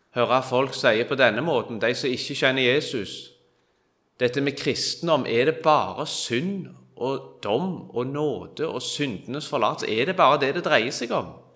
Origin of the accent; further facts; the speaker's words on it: Kvitsøy, Rogaland, Norway; Jeg er fra Kvitsøy